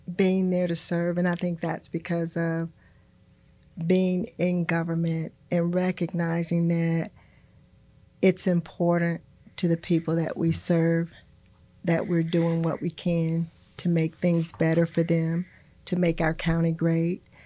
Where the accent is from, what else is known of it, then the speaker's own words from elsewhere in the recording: Florida, United States; I'm a native Floridian